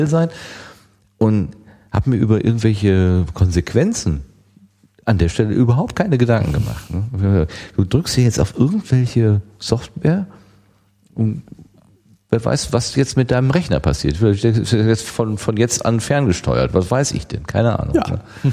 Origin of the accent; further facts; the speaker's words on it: Germany; wir sind Deutscher